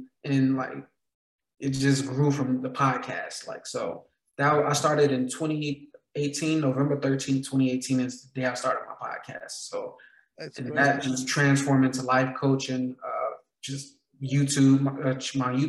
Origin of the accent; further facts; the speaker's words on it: Gary, Indiana, United States; moved away as an adult; now in Las Vegas, United States; I grew up in Gary, Indiana